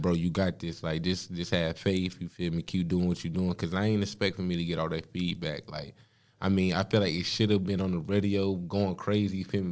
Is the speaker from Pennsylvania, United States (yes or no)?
no; Danville, Virginia, United States; now in Charlotte, United States; I'm from Danville, B A. Like, I mean, I live up here in Charlotte